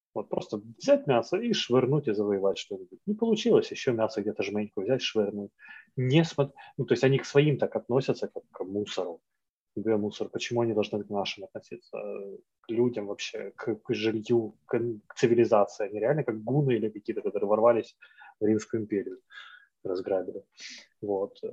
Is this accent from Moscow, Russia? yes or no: no; Siberia, Khanty-Mansi Autonomous Okrug – Yugra, Russia; moved away; also born or lived in Ukraine; но я вырос в Сибири. Вот. И в Ханты-Мансийском автономном округе Югра.